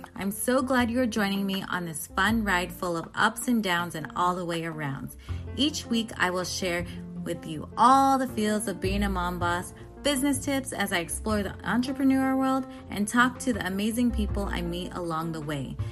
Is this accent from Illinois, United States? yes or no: no; San Diego, California, United States; I am Filipino American. I grew up in San Diego.